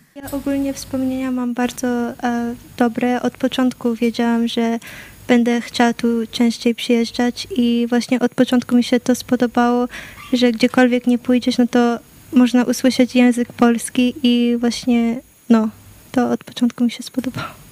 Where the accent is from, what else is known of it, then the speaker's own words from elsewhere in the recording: Canada; ja urodziłam się w Kanadzie